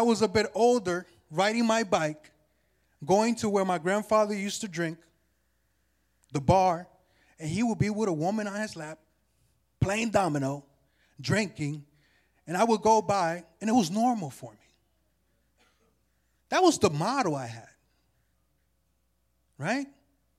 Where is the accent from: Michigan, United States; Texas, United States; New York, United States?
New York, United States; New York City; born there; You know, I was born in Jamaica, Queens, New York, 1986.